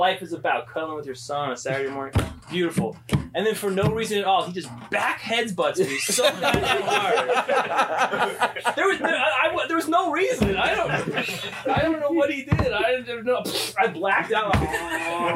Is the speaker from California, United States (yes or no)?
yes; Los Angeles, California, United States; I'm from California. I'm from Los Angeles